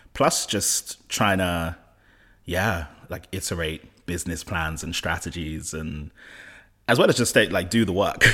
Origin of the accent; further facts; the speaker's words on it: London, United Kingdom; I'm of Nigerian heritage, from West London. I grew up in West London